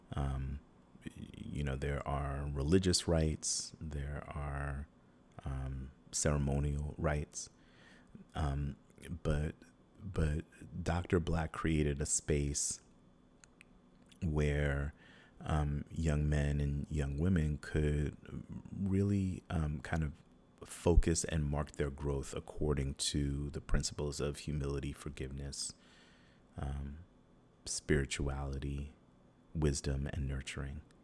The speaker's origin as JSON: {"language": "English", "region": "New York", "country": "United States", "tie": "born or raised there", "also_born_or_lived": "Atlanta / Oakland", "moved": "as an adult", "said": "growing up in New York"}